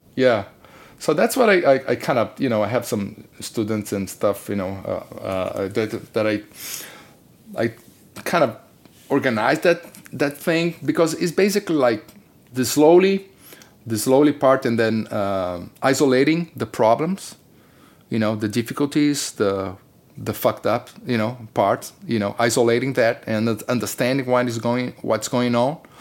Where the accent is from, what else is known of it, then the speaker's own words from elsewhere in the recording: Brazil; moved away; I come from Brazil